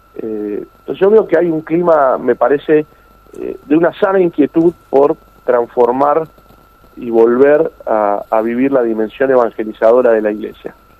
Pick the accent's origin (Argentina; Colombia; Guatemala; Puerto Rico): Argentina; Los argentinos tenemos que estar orgullosos